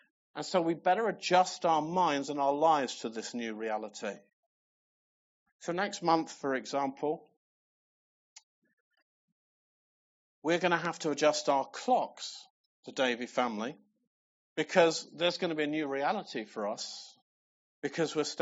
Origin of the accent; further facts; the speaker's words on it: England, United Kingdom; I'm English